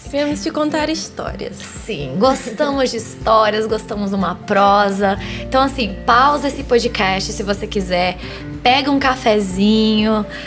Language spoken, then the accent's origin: Portuguese; Spain; moved away as an adult; now in Brazil; Eu cresci na Espanha, eu morei lá 15 anos da minha vida, eu fiquei dos 6 aos 24.